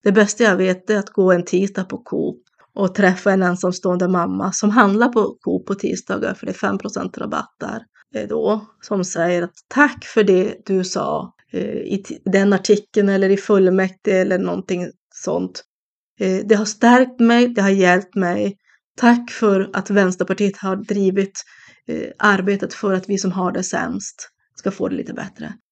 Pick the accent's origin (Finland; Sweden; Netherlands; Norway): Sweden; Norrbotten County; även att vara Tornedaling är någonting som jag är väldigt stolt över att få vara.